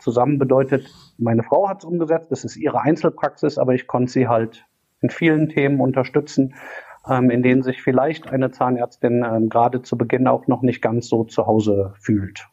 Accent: Cologne, North Rhine-Westphalia, Germany; komme aus Köln und äh, auch gebürtig hier aus der Kölner Ecke

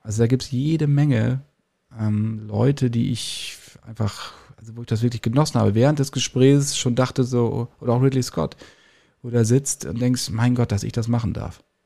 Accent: Lower Saxony, Germany; in meiner Heimatstadt in Niedersachsen

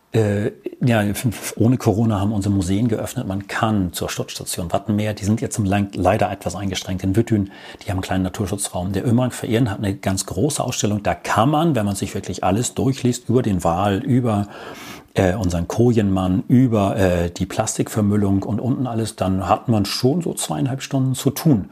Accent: Norddorf, Schleswig-Holstein, Germany; also born or lived in Wittdün, Amrum; Also ich bin gebürtiger Nordhoff

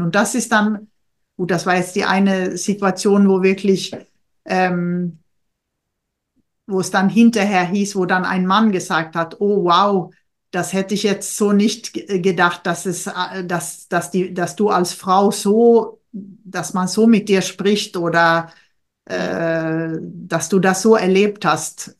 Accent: Sweden; now in Germany; für mich als Schwedin

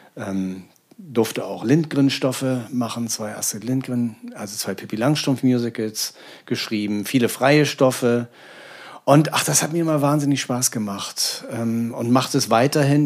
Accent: Hamburg, Germany; moved away as an adult; now in Berlin, Germany; es war für mich als Hamburger nicht so vorgesehen und geplant, dass ich jemals die Stadt in meinem Leben verlassen würde

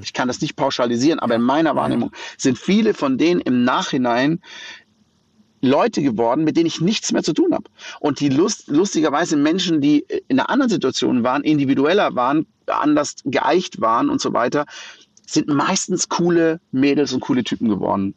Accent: Black Forest, Baden-Württemberg, Germany; ich bin im Schwarzwald geboren und da aufgewachsen in einem ganz kleinen Dorf mit wenigen Einwohnern

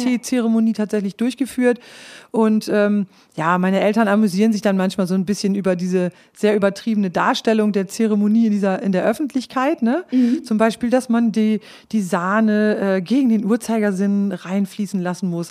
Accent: Klostermoor, Lower Saxony, Germany; first language Low German; moved away as an adult; Aufgewachsen bin ich in Klostermoor im Landkreis Leer

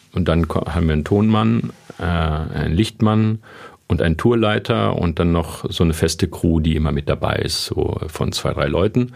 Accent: Lünen, North Rhine-Westphalia, Germany; Also ich komme aus dem Münsterländer, also Lünen ist eine geteilte Stadt.

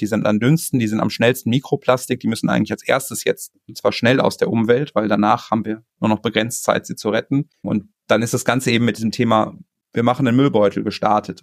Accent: North Rhine-Westphalia, Germany; moved away; ich bin irgendwie gebürtig Ostwestfale, so ich komme aus, so aus einer Region, wo es ein bisschen bodenständiger zugeht

